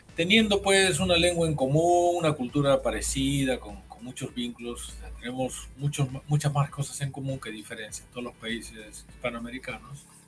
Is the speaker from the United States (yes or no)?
no; Peru; yo no soy de Lima